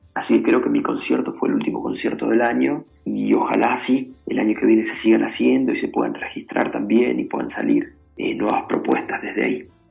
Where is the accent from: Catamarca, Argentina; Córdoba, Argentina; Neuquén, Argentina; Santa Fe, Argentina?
Santa Fe, Argentina; Venado Tuerto; now in New York, United States; con mi familia, con mis amigos, con mi gente, mi tierra acá, eh, mi ciudad